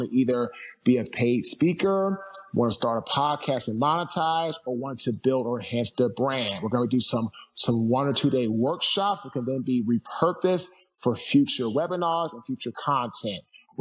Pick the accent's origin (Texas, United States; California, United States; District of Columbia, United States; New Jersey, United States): District of Columbia, United States; Washington; now in Fuquay-Varina, United States; I'm from Washington, D.C. I now live in Fuquay, Barina, North Carolina